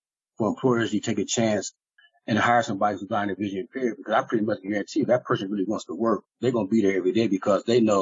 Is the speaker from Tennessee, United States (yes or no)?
no; Ohio, United States; I grew up here in Ohio